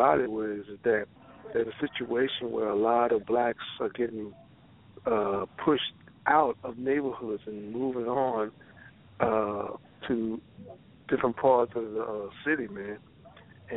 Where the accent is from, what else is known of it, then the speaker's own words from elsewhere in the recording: Louisiana, United States; moved away; I was raised in Louisiana